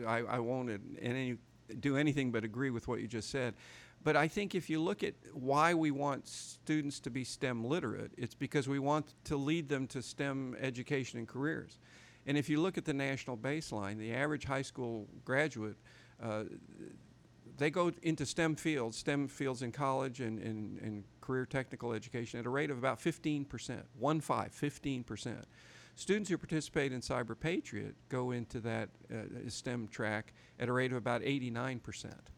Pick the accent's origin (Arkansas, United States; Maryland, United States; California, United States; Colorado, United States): Arkansas, United States; my home state of Arkansas